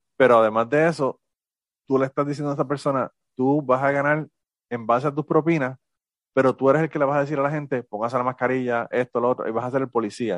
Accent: Puerto Rico; now in United States; yo soy boricua en los Estados Unidos

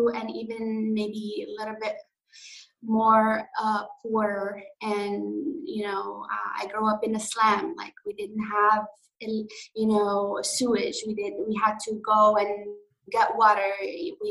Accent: Morocco; English is a second language; moved away as an adult; now in New York, United States; I'm from north of Africa, Morocco. I grew up there until I was 20.

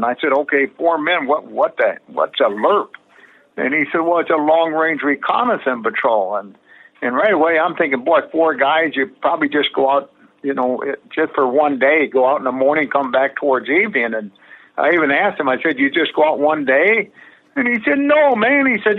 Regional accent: Midwest, United States; And I guess I felt we had an advantage because we grew up in the Midwest.

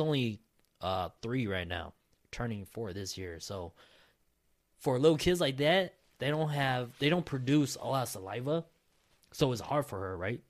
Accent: Minnesota, United States; I was born and raised in Minnesota

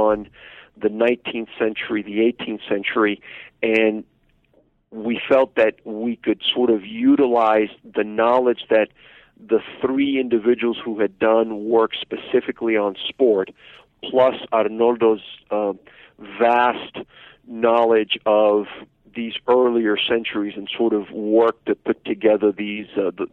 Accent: Miami, Florida, United States; now in Texas, United States; I grew up in Little Havana in Miami

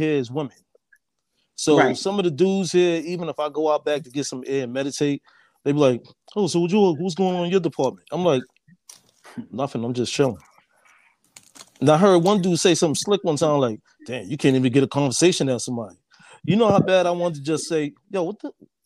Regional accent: New York City, New York, United States; I'm from Harlem originally

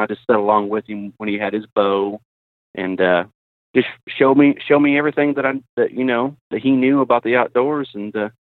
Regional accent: Ada, Oklahoma, United States; Yeah, I'm from South Central Oklahoma, a little town called Ada. I work at a Ford dealership, service advisor there. I've lived here all my life

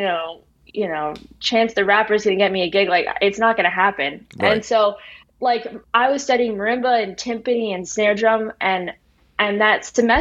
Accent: New Jersey, United States; moved away as an adult; also born or lived in Bloomington, Indiana; now in Los Angeles, United States; where I grew up in New Jersey

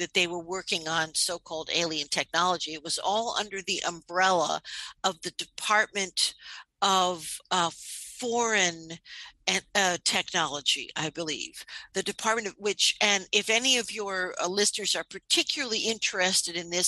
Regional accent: New York City, New York, United States; I'm from New York City

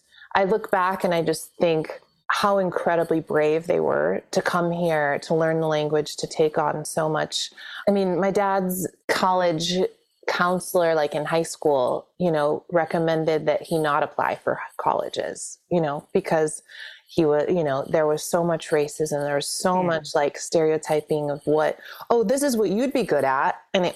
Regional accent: Chicago, Illinois, United States; And, you know, and through my dad's corporate success, we moved around quite a bit. I grew up in Chicago.

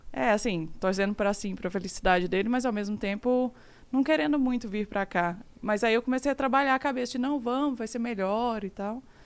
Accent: Araxá, Minas Gerais, Brazil; moved away as an adult; also born or lived in Canada; now in Uberlândia, Brazil; Eu sou de Araxá, uma cidade muito pequena

